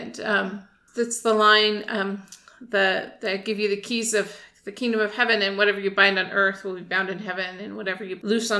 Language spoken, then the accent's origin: English; San Francisco, California, United States; also born or lived in Pennsylvania; they were really fascinated that I was from California.